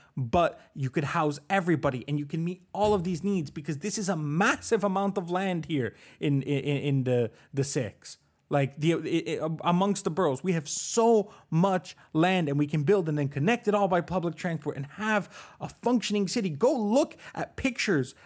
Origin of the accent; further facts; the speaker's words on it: Richmond Hill, Ontario, Canada; also born or lived in Bogotá, Colombia; I grew up in Oak Ridges, but I'm originally from Bogotá, Colombia